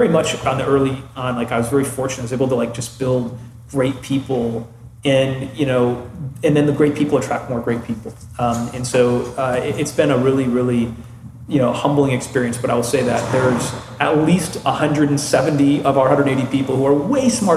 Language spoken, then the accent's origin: English; Midwest, United States; I'm from the Midwest.